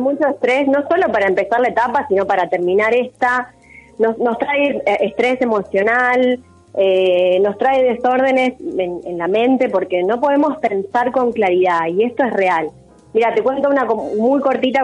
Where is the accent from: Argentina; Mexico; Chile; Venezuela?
Argentina; Como sociedad, como argentinos